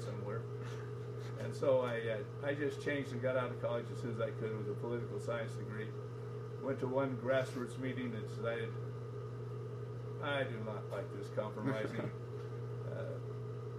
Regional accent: Salt Lake City, Utah, United States; Downtown Salt Lake. 7th South, 8th East

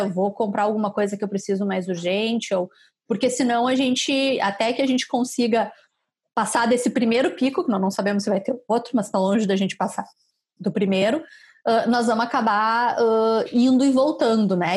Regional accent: Caxias do Sul, Rio Grande do Sul, Brazil; moved away; eu sou de Caxias

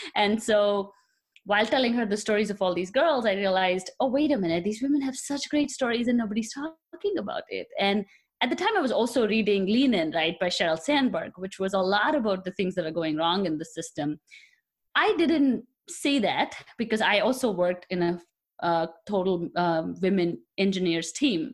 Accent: India; moved away as an adult; now in United States; I come from India, so I was born there, and I did my bachelor's in chemical engineering in India, and then I came here for my master's about eight years ago

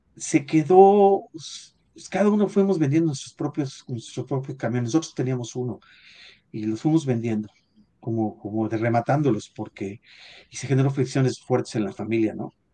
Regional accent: State of Mexico, Mexico; yo nací en el, en, el Distrito Federal, pero en realidad crecimos en el Estado de México, en un pueblo

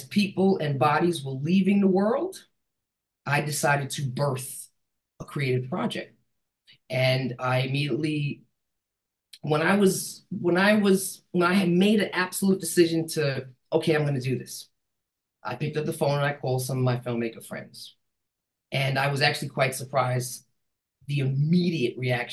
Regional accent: New York City, New York, United States; I'm from New York City

